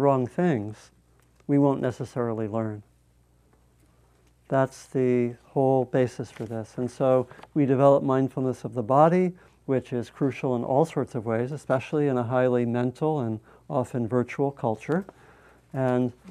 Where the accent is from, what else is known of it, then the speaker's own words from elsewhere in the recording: United States; I'm an American.